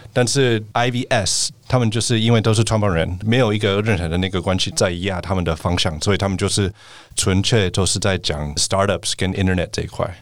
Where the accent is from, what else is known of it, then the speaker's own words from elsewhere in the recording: United States; moved away as an adult; now in Taiwan; 我是美国生长大